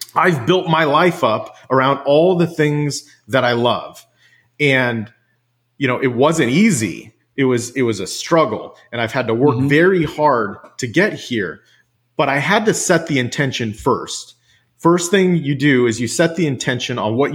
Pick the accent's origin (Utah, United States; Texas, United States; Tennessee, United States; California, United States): California, United States; Central Valley of; also born or lived in Washington State; now in Washington, United States; I grew up in the Central Valley of California